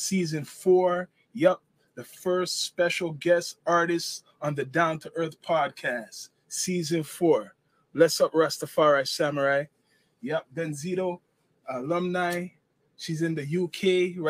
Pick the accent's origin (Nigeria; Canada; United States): Canada; Toronto, Ontario; we're from Toronto.